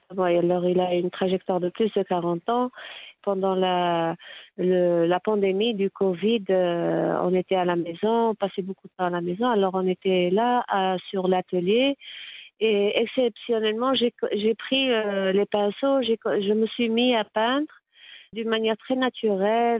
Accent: Tétouan, Tanger-Tetouan-Al Hoceima, Morocco; Je suis née à Tétouan

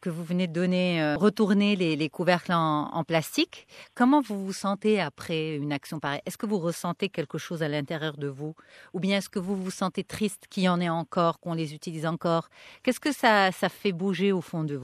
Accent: Morocco; Bref, en quoi, moi, en tant que Marocaine, euh, je suis responsable de cette situation

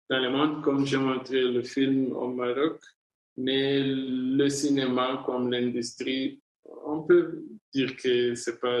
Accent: Rwanda; moi, je suis né et grandi en Afrique. Toutes mes histoires sont premièrement inspiré ou informé par euh, mon expérience comme Africain.

